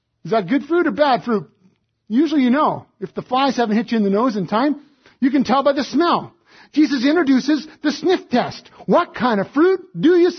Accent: Alberta, Canada; moved away; I was raised in Alberta too

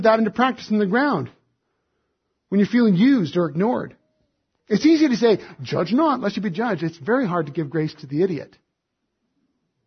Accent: Alberta, Canada; moved away; I was raised in Alberta too

